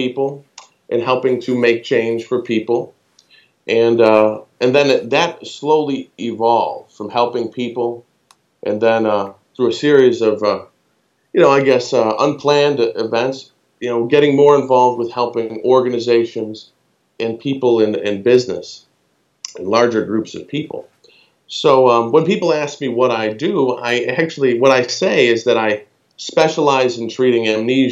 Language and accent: English; United States; I'm American